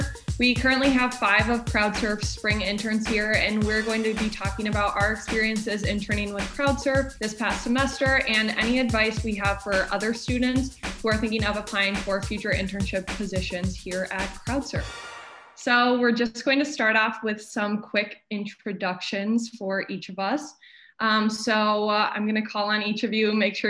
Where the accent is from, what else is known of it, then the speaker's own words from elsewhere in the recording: Saint Paul, Minnesota, United States; moved away as an adult; also born or lived in Indianapolis; I'm from St. Paul, Minnesota originally, but I go to school at Butler University in Indianapolis, Indiana.